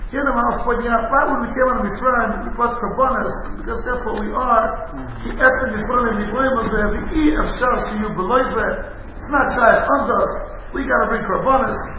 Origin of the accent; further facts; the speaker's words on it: United States; moved away; also born or lived in Israel; I'm an American Israeli